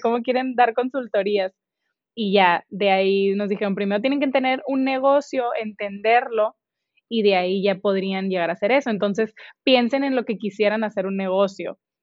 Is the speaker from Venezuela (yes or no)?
no; Hermosillo, Sonora, Mexico; moved away as an adult; now in Monterrey, Mexico; Yo soy de Hermosillo, Sonora